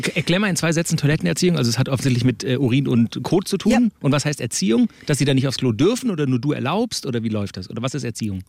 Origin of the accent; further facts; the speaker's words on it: Swabia, Germany; bin ja auch gebürtiger Schwabe